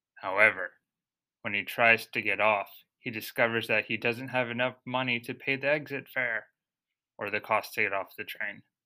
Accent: United States; moved away as an adult; now in Tokyo, Japan; Growing up in the US

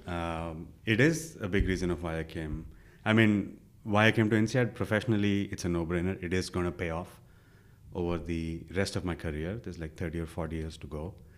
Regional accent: India; born or raised there; moved away as an adult

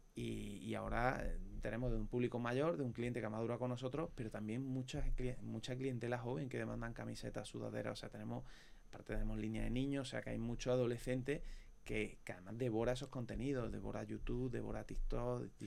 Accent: Córdoba, Andalusia, Spain; nosotros unos cordobeses

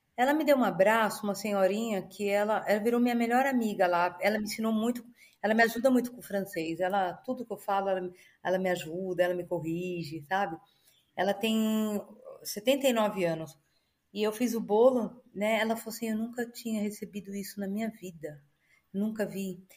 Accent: Brazil; moved away as an adult; also born or lived in Alphaville / Monaco; now in Dubai, United Arab Emirates; eu nasci no Brasil, eu sou brasileira, vou morrer brasileira amo o Brasil.

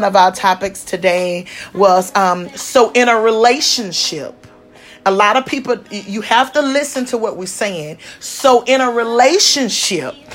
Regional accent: the South, United States; We are from the South. I'm from the South

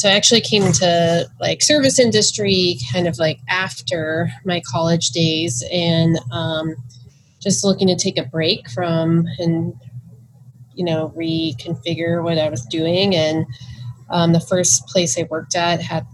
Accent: Houston, Texas, United States; moved away as an adult; also born or lived in Louisiana / San Francisco; I'm from Houston, Texas, originally. Kind of all over Texas and some Louisiana

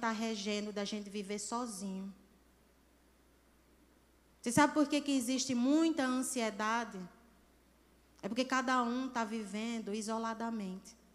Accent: Natal, Rio Grande do Norte, Brazil; moved away; principalmente lá em São Carlos, que foi a minha primeira cidade que eu saí de Natal e fui para São, São Carlos, em São Paulo

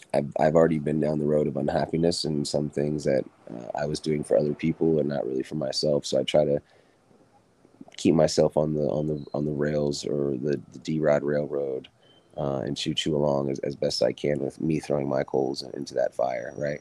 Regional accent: Virginia, United States; grew up, born and raised in Virginia.

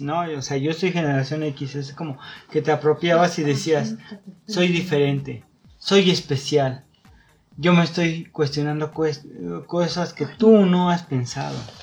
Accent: Mexico; como comunidad mexicana, lo tenemos muy arraigado

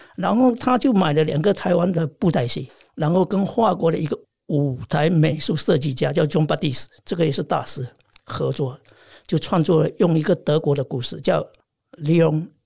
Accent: China; moved away as an adult; now in France; 我在中国大陆出生

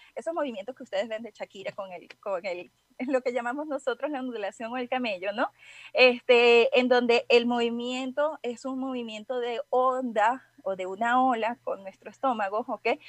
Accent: Venezuela; moved away as an adult; now in Guadalajara, Mexico; soy venezolana, pero ya tengo un tiempito residiendo aquí en Guadalajara, ya cuatro años

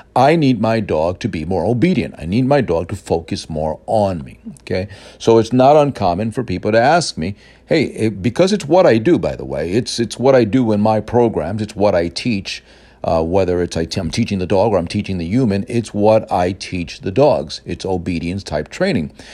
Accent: New York City, New York, United States; I grew up in Brooklyn and then Queens in the city

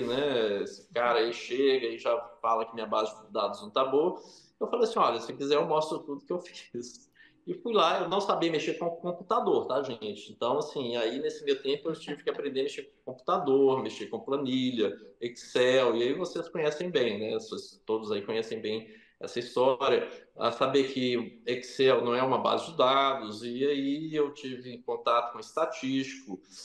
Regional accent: Brazil; moved away as an adult; also born or lived in France / Oxford, England

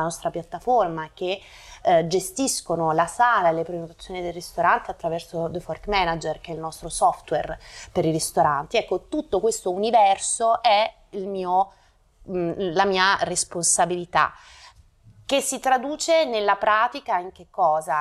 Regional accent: Naples, Campania, Italy; moved away as an adult; also born or lived in Rome; now in Milan, Italy; sono nata a Napoli nel, nel 1983, dopo ho studiato eh, a Roma

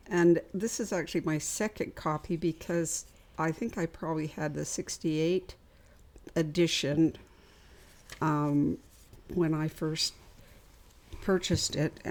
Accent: Canada; didn't face that growing up because I grew up in Canada.

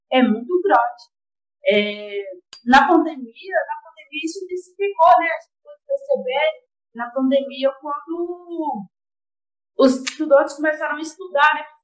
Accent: Ouro Verde de Minas, Minas Gerais, Brazil; sou lá de Ouro Verde de Minas, do Plano Santa Cruz, né?

